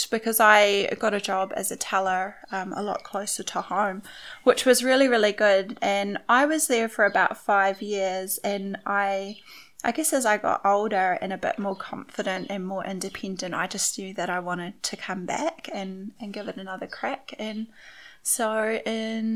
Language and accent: English; Foxton, Manawatū-Whanganui, New Zealand; moved away as an adult; now in Wellington, New Zealand; So I grew up in Foxton, actually, and I've lived there for most of my life. I came to Wellington about 5 years ago now.